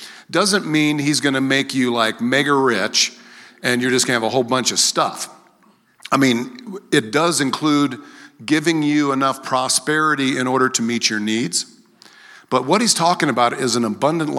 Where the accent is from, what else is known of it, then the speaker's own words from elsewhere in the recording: Greeley, Colorado, United States; also born or lived in Philadelphia; And then we got to Greeley, and I grew up in Greeley. Went to Maple. I was a Maplewood Mustang, a Heath Panther, a Greeley Central Wildcat.